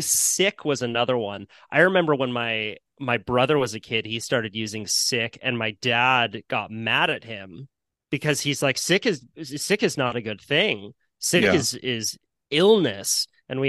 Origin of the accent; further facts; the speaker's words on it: Santa Cruz, California, United States; growing up in Santa Cruz, which is a little surf community in Northern California, we have our own jargon completely